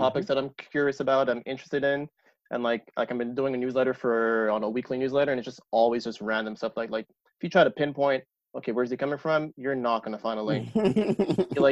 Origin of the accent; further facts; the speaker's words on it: Montreal, Quebec, Canada; je viens de Ville Saint-Laurent. Like, no, I come from Ville Saint-Laurent